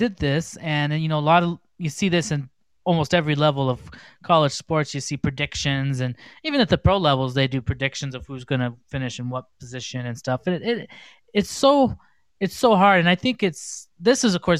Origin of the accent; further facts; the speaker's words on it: Las Vegas, Nevada, United States; I'm from Vegas